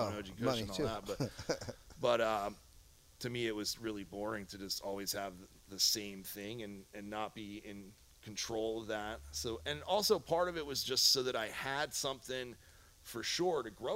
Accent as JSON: {"language": "English", "country": "United States", "tie": "born or raised there", "also_born_or_lived": "New York / Philadelphia, Pennsylvania", "moved": "as an adult", "lives_now": "Humboldt County, United States", "said": "I grew up in New York and Philadelphia, but I moved to Humboldt when I was 18 years old"}